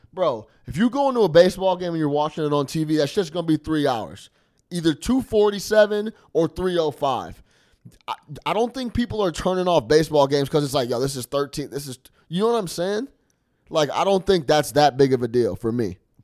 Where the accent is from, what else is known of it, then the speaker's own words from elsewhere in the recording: the West, United States; I went to Arizona State, like you guys know, so I'm from the West